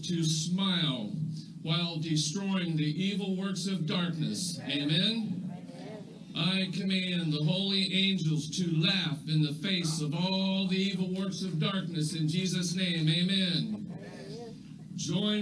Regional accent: United States; I'm an American. And we like stuff in America

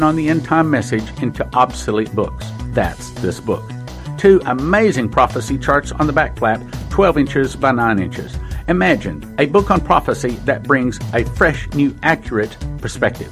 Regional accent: Texas, United States; I'm a Texan

